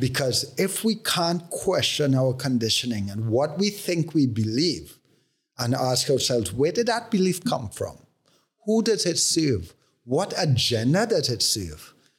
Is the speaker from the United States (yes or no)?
no; Trinidad & Tobago; growing up in Trinidad